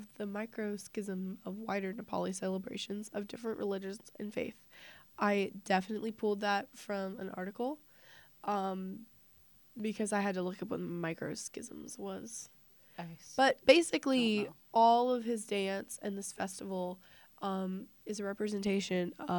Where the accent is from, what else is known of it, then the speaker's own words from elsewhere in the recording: United States; I'm an American